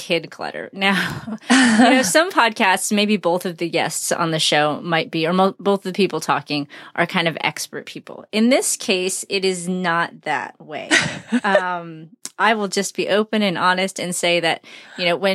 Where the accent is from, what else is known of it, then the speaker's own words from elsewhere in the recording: Chicago, Illinois, United States; also born or lived in Brownsville, Texas; now in Texas, United States; I grew up in Chicago